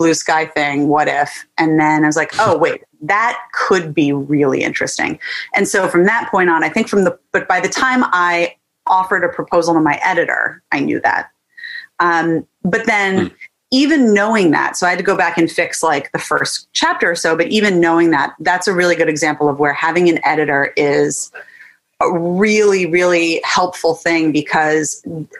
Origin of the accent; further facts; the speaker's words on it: just outside Annapolis, Maryland, United States; I grew up in Maryland, just outside Annapolis